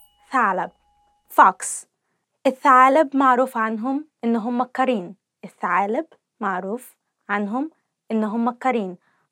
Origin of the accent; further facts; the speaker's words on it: Egypt; So as you all know, I'm from Egypt. I said that before.